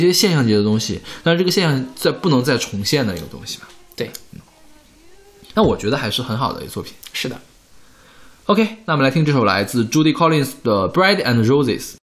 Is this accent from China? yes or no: yes; China; 我们大陆这边